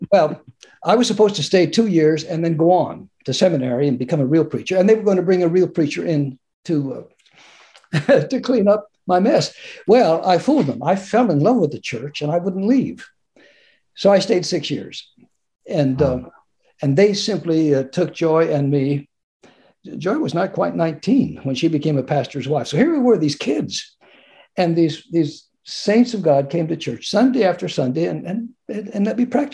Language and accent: English; Tillamook, Oregon, United States; moved away as an adult; also born or lived in Mesa, Arizona / Indianapolis; I grew up in Tillamook, Oregon, in a wonderful town and a wonderful church